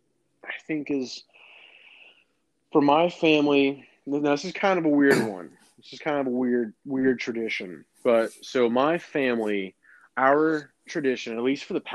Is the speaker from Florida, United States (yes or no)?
yes; Florida, United States; I'm from Florida.